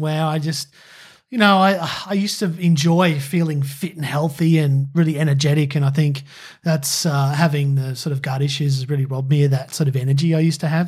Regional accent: Australia; it's ingrained in me as an Aussie

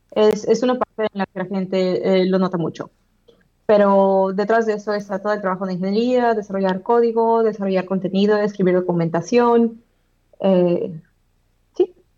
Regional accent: Mexico; moved away as an adult; now in Manchester, United Kingdom; como latinos o como mexicanos

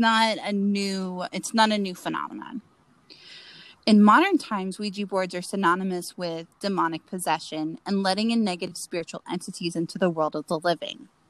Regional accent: Florida, United States; you and I grew up in Florida

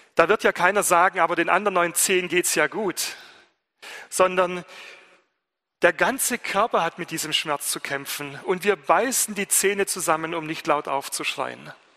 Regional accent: Germany; ich Student bin aus Deutschland

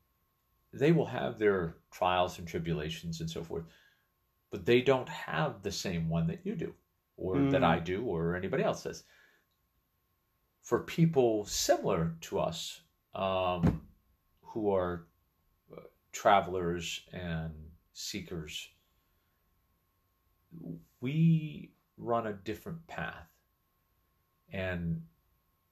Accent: Massachusetts, United States; moved away as an adult; also born or lived in Connecticut; growing up in Massachusetts.

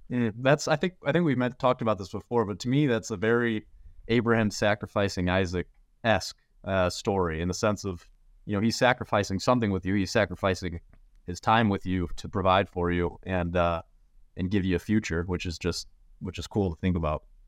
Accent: St. Louis, Missouri, United States; I'm from Saint Louis, grew, born and raised

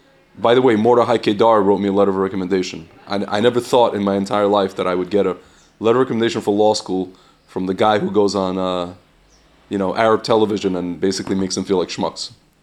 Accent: Lviv, Lviv Oblast, Ukraine; I'm born in Lvov, Ukraine, and they'll feel bad for me that I'm from Ukraine and I'm from Lvov, yeah.

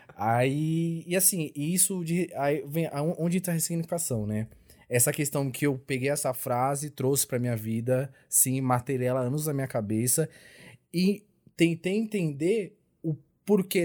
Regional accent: São Paulo, Brazil; also born or lived in Bahia; eu nasci na Bahia, nasci tipo numa cidadezinha da Bahia. E os meus pais já vieram para São Paulo, porque onde eu nasci não tinha escola

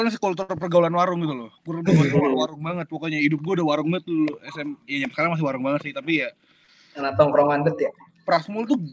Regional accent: Bekasi, West Java, Indonesia; sama pergaulan pras sama perbedaan kulturalnya yang dimana gue dari Bekasi tiba-tiba main di Tangsel.

